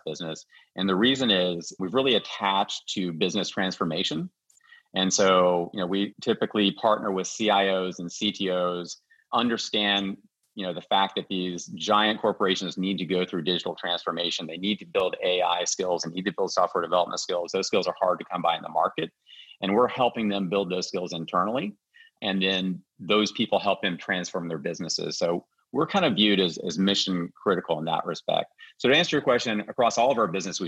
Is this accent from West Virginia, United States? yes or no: yes; West Virginia, United States; moved away; my home state of West Virginia. And I grew up in the, you know, 70s and 80s.